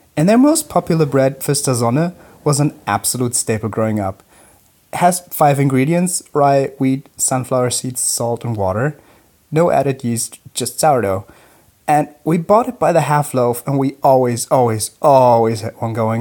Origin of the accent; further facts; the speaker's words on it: Germany; I grew up on German sourdough